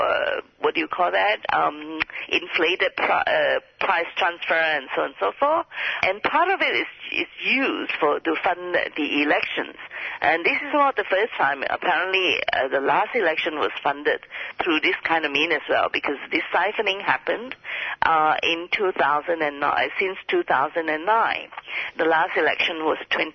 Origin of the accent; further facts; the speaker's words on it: Kuantan, Pahang, Malaysia; a industrial park in Malaysia near Kuantan, happens to be my hometown